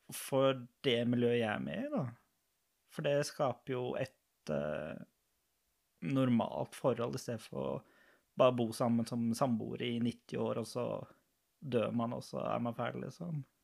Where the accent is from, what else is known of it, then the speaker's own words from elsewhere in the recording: Lørenskog, Akershus, Norway; moved away as an adult; now in Arendal, Norway; Jeg er fra Lørenskog